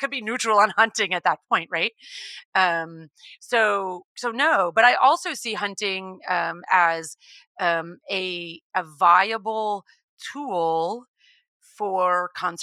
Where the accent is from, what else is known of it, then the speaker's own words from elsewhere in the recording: Texas, United States; I grew up in Texas, and I come from an animal background